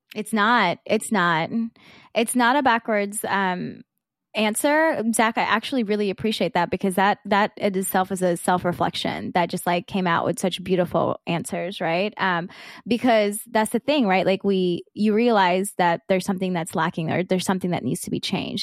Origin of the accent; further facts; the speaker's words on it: South Georgia, United States; me growing up in South Georgia